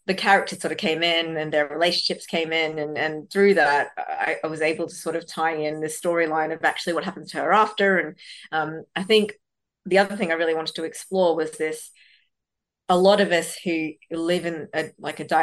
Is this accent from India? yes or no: yes; Bangalore, Karnataka, India; born there; which is where I was born in Bangalore, South India.